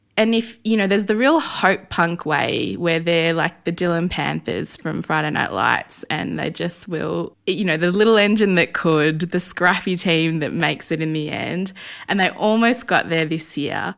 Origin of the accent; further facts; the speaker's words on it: Melbourne, Victoria, Australia; I grew up in Essendon